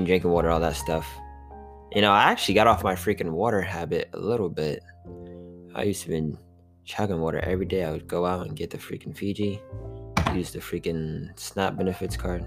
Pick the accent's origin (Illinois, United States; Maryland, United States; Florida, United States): Florida, United States; hometown near Orlando; also born or lived in Tallahassee, Florida; I actually got back to my hometown